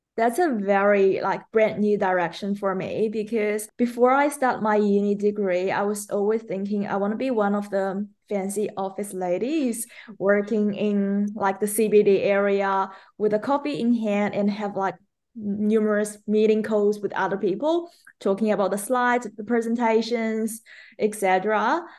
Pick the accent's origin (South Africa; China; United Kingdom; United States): China; English is a second language; moved away as an adult; also born or lived in Melbourne, Australia; now in Australia; I'm originally from China, and I moved to Australia as an international student back to twenty seventeen